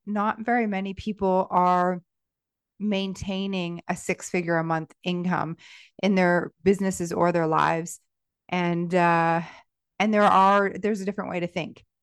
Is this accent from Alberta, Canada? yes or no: no; Stratford, Ontario, Canada; created a food festival in my hometown called Savor Stratford back in two thousand and eight